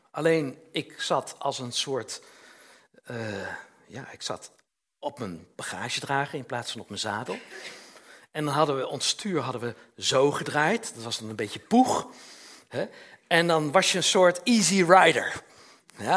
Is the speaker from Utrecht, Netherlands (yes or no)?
yes; Utrecht, Netherlands; in Utrecht, waar ik, waar ik vandaan kwam